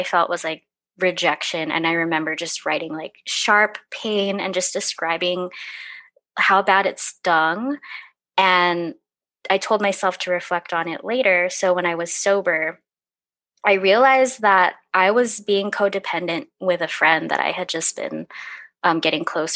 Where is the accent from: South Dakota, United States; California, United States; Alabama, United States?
California, United States; now in Portland, United States; I grew up in California, but I moved to Portland